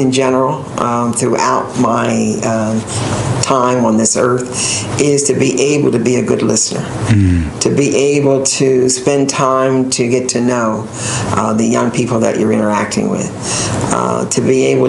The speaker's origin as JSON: {"language": "English", "town": "North Wales", "region": "Pennsylvania", "country": "United States", "tie": "born or raised there", "also_born_or_lived": "Washington, D.C.", "moved": "as an adult", "said": "I grew up in North Wales, Pennsylvania"}